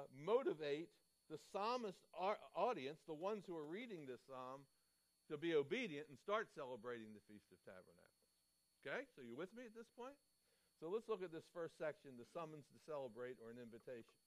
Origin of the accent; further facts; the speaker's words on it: Baltimore, Maryland, United States; I grew up in Baltimore, Maryland